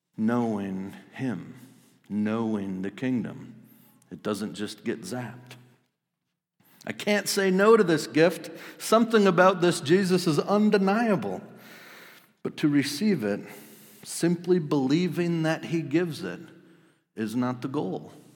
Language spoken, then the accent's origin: English; Wisconsin, United States; I grew up in Wisconsin